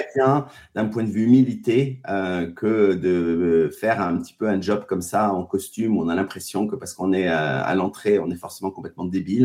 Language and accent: French; Paris, Île-de-France, France; also born or lived in Biarritz / United States; je suis un pur produit banlieusard, pas, pas forcément parisien, euh, mais euh, oui, je viens de Paris.